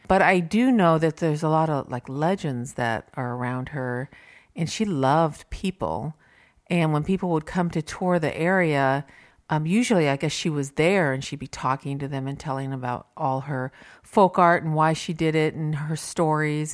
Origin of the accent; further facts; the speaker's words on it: Simi Valley, California, United States; also born or lived in Ohio; I am from Simi Valley, born, lived here all my life